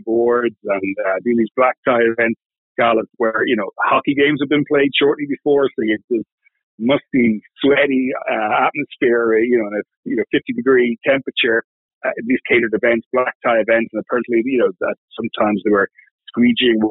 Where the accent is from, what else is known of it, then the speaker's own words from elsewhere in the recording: Dublin, Leinster, Ireland; moved away as an adult; also born or lived in Switzerland / United Kingdom; now in New York, United States; I'm not native to New York. I grew up in Dublin in Ireland